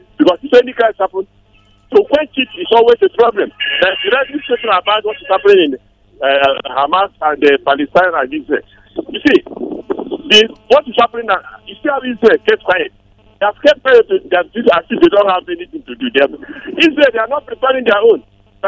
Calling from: Nigeria; I'm calling from Blue Village in Anglujos.

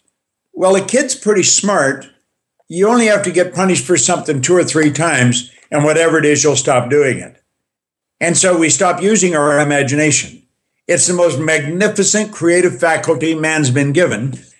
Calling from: Thornhill, Ontario, Canada; I am coming in from Canada, Toronto, Thornhill, Ontario.

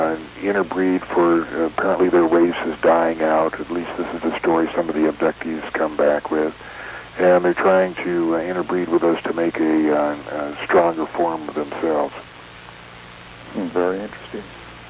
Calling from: Buttonwillow, California, United States; Button Willow, California.

